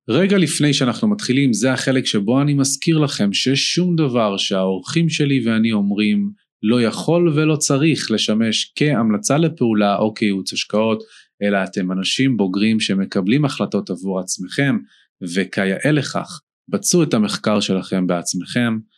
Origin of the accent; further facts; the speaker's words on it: Ramat Gan, Tel Aviv District, Israel; נולדתי בתל השומר.